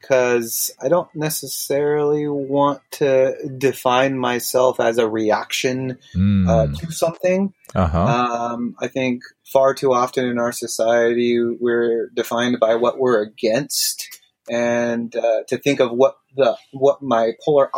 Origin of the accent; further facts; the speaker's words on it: Carlsbad, California, United States; also born or lived in Rialto, California; we relocated from a tiny two-bedroom home to a five-bedroom home in Carlsbad.